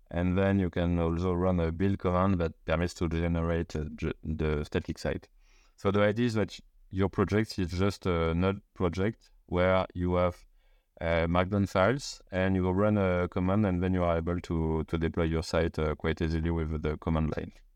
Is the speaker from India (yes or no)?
no; Paris, Île-de-France, France; I'm from Paris